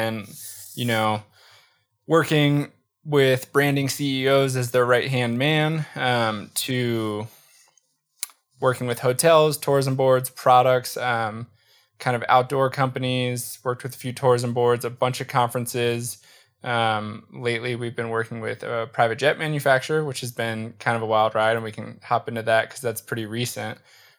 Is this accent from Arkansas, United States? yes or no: no; Baltimore, Maryland, United States; I grew up in just outside of Baltimore, Maryland.